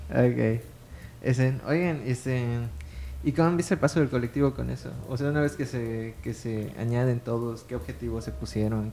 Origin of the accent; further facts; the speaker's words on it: Mérida, Yucatán, Mexico; also born or lived in Muna; nací aquí